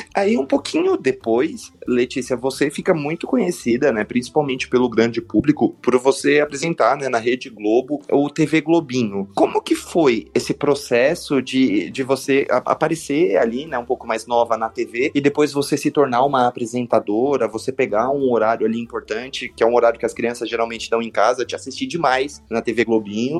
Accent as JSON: {"language": "Portuguese", "region": "São Paulo", "country": "Brazil", "said": "eu sou da Zona Oeste também, eu moro pertinho"}